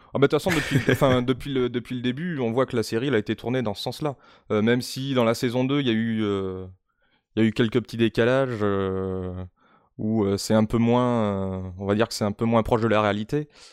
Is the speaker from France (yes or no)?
yes; Limoges, Nouvelle-Aquitaine, France; je viens de, euh, bah, de Limoges